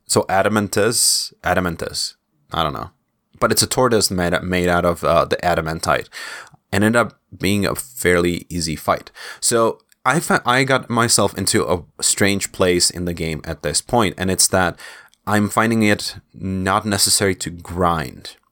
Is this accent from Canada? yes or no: no; Czechia; my home country, in Czech Republic